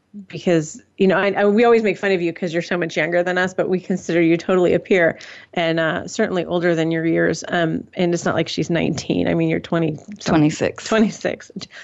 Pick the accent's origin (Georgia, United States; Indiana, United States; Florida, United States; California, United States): Indiana, United States; also born or lived in West Texas; I met up with a girl who was from Chicago, and I was from Indiana, and we were in West Texas.